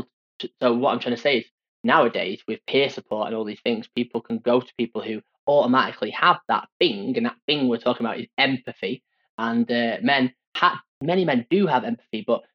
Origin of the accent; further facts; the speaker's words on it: Stockport, North West England, United Kingdom; growing up in Greater Manchester, Stockport, where I'm from